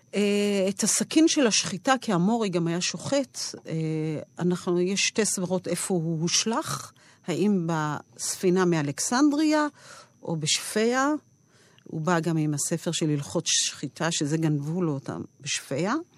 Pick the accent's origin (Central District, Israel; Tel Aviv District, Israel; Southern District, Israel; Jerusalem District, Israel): Central District, Israel; Rehovot; אני גדלתי ברחובות